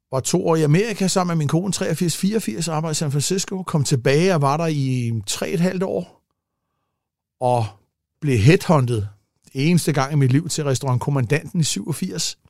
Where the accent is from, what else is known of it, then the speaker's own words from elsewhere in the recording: Gladsaxe, Capital Region of Denmark, Denmark; also born or lived in Italy; jeg kommer fra Gladsaxe af